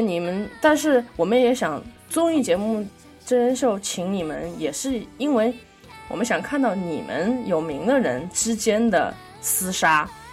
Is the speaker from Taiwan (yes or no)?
no; China; 我们中国人常说以和为贵